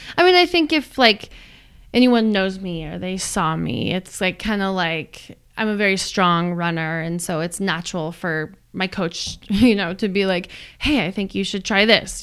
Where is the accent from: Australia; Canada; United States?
United States; Boulder, Colorado; growing up in Boulder